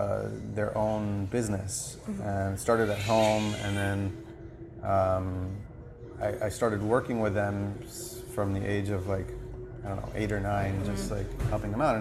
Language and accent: English; Miami, Florida, United States; also born or lived in Cuba; I grew up in Miami